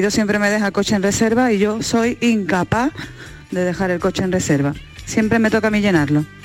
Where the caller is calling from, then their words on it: Málaga, Andalusia, Spain; Hola, buenos días, soy … de Málaga.